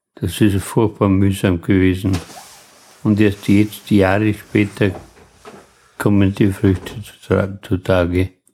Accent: Lunz am See, Lower Austria, Austria; ich bin ja gebürtiger Lunzer

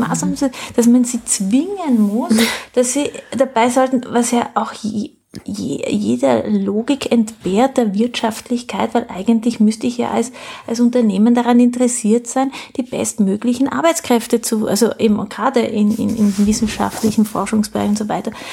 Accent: South Tyrol, Trentino-Alto Adige, Italy; also born or lived in France; now in Austria; Naja, äh, eigentlich in, in Südtirol. Ja. Ne? ja. Und dann aber lange in Frankreich

